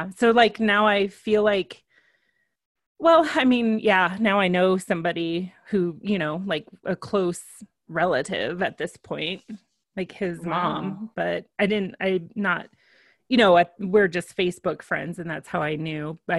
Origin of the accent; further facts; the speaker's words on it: New Jersey, United States; I'm just from New Jersey.